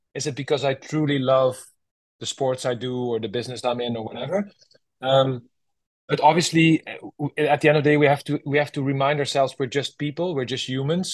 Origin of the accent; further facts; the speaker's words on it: Netherlands; my home country, Holland